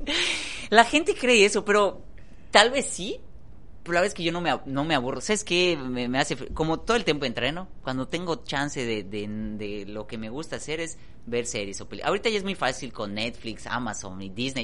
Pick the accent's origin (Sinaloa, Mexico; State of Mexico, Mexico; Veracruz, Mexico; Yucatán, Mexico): Yucatán, Mexico; somos yucatecos